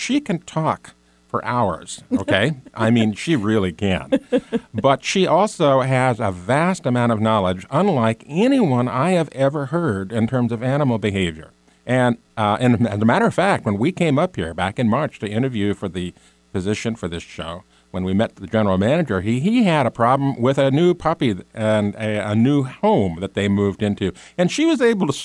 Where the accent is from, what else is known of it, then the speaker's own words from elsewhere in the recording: Chico, California, United States; I'm from Chico, California